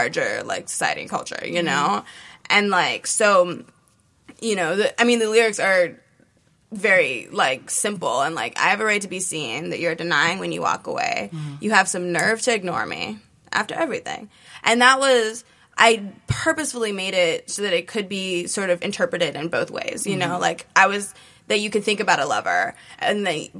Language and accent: English; Hawaii, United States; growing up in Hawaii